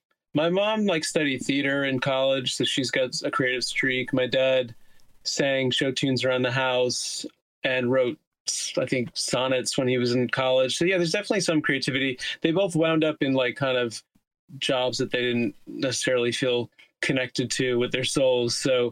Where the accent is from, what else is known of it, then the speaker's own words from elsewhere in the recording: Teaneck, New Jersey, United States; now in Queens, United States; I live in Queens, New York, and I'm from New Jersey.